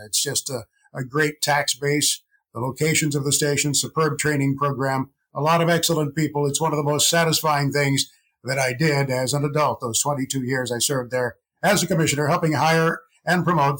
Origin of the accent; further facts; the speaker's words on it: near Evansville, Indiana, United States; I grew up on a farm about midway between St. Louis, Missouri and Louisville, Kentucky, near Evansville, Indiana. A small, diversified farm, as they all were back in the day.